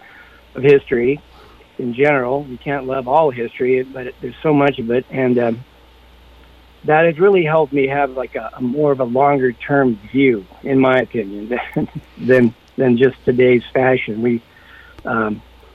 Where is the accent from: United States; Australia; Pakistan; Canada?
United States; Los Angeles, California; moved away as an adult; now in Montecito, United States; I'm Los Angeles, born and raised, and managed to come up to Santa Barbara, Montecito, in the early 90s